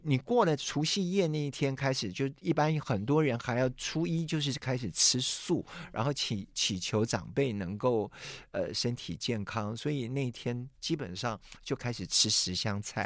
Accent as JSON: {"language": "Chinese", "town": "Hsinchu", "country": "Taiwan", "tie": "born or raised there", "said": "朝到现在就围的那个城隍庙，嗯、城隍庙都已经是两百九十多年。那我从小就在那样的环境"}